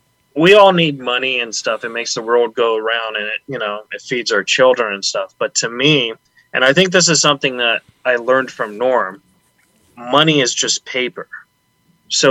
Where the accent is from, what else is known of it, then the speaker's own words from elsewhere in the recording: Huntington Beach, California, United States; also born or lived in San Antonio, Texas; We moved to Orange County, so okay. Huntington Beach.